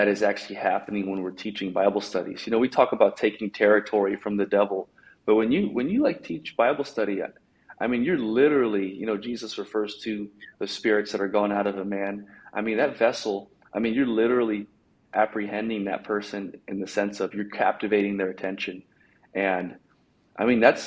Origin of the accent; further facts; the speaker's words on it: Bay Area, California, United States; moved away; I'm from the Bay Area. I don't live in the Bay Area anymore